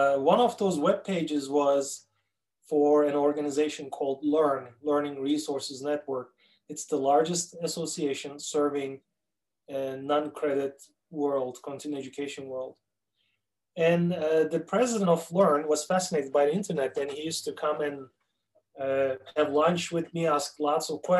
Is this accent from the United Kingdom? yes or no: no; Turkey; accent: Turkish; English is a second language; moved away as an adult; now in Minneapolis, United States; It is a Turkish accent. I'm originally from Turkey. I was born and raised there. In 1994, I immigrated to the United States